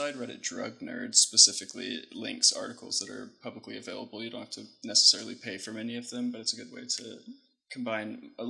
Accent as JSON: {"language": "English", "town": "North Charleston", "region": "South Carolina", "country": "United States", "said": "I'm from North Charleston"}